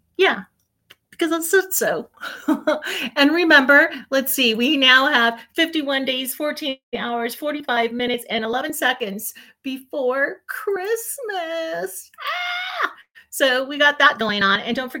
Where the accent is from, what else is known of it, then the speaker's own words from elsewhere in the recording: Denver, Colorado, United States; I am from Denver, Colorado.